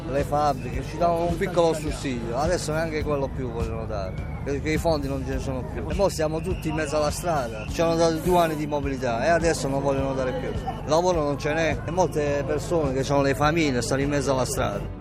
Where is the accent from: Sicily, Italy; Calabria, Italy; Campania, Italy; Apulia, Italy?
Apulia, Italy; Manfredonia; Siamo di Manfredonia e purtroppo io facevo l'autista, sempre alle fabbriche